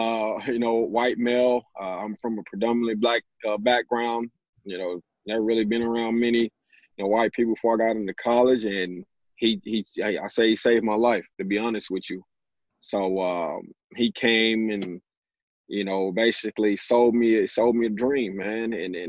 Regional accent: Dallas, Texas, United States; born and raised in Dallas, inner city of Dallas, you know, had a very humbling upbringing.

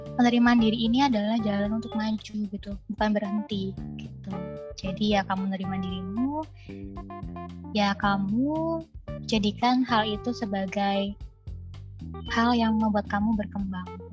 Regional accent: Java, Indonesia; aku dari Jawa

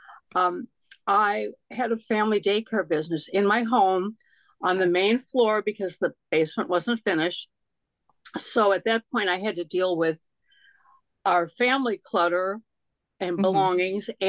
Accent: Chicago, Illinois, United States; now in Germantown, Maryland, United States; I grew up in Illinois

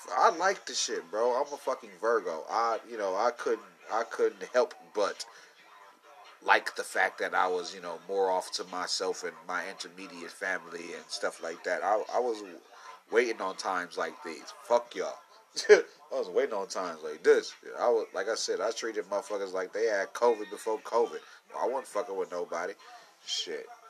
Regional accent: Midwest, United States; I'm from the Midwest, little cornfield boy

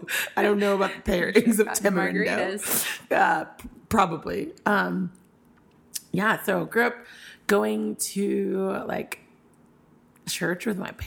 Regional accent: San Diego, California, United States; now in Denver, United States; I grew up in San Diego, born and raised. Like my parents are moved there before I was born.

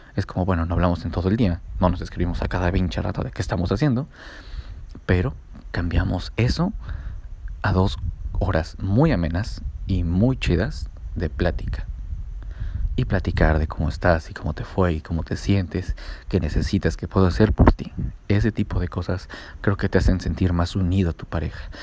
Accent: Puebla, Mexico; moved away as an adult; now in San José del Cabo, Mexico; soy de Puebla

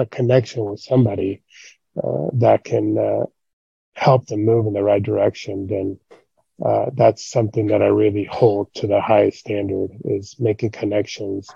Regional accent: Gridley, California, United States; moved away as an adult; also born or lived in Oxnard, California / Monterey, California; I was born and raised in Gridley

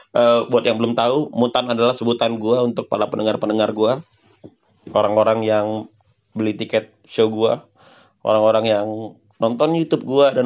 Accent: North Sumatra, Indonesia; dan ini dan ini terdapat di uh, daerah gue yaitu Sumatera Utara.

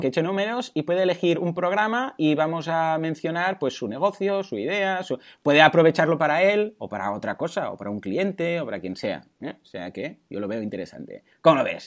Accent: Spain; soy español

